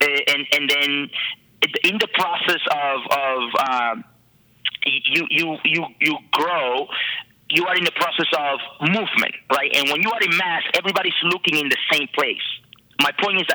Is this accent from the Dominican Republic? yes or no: yes; Dominican Republic; moved away; I am originally from the Dominican Republic